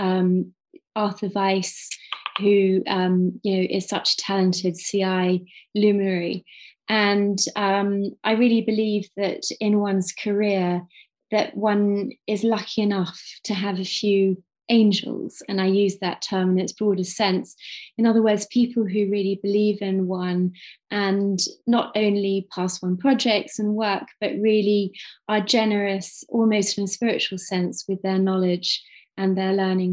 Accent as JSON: {"language": "English", "town": "Cambridge", "region": "East of England", "country": "United Kingdom", "said": "I'm originally from Cambridge, UK"}